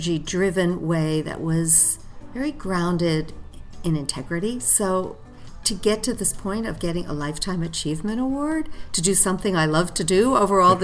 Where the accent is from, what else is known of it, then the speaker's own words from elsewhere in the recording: New York City, New York, United States; a gal from Staten Island